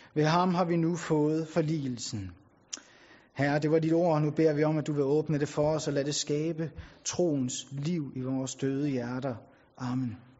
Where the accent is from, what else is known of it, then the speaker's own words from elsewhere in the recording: Bornholm, Capital Region of Denmark, Denmark; now in Tarm, Denmark; jeg er oprindelig fra Bornholm